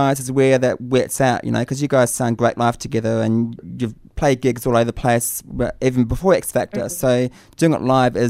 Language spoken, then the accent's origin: English; New Zealand; being a Kiwi